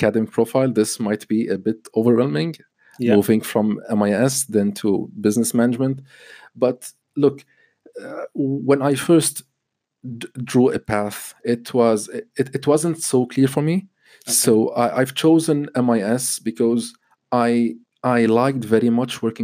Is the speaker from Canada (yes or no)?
no; Lebanon; moved away as an adult; I was born and raised in Lebanon.